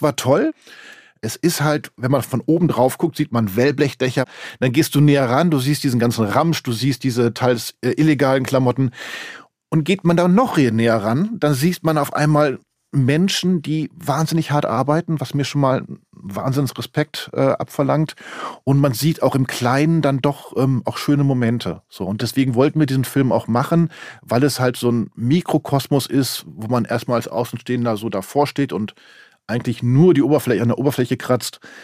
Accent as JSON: {"language": "German", "country": "Germany", "said": "wir Deutschen"}